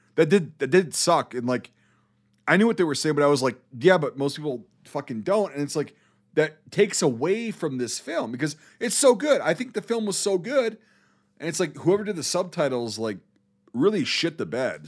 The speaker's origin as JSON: {"language": "English", "country": "United States", "also_born_or_lived": "Iraq", "said": "I'm American"}